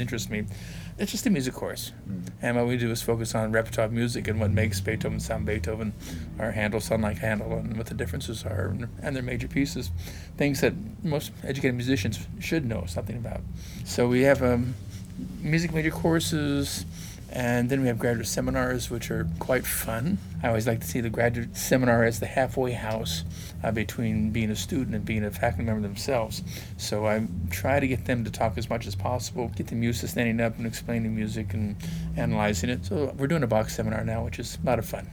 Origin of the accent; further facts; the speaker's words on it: Fullerton, California, United States; moved away as an adult; also born or lived in Irvine / Berkeley; I'm from Fullerton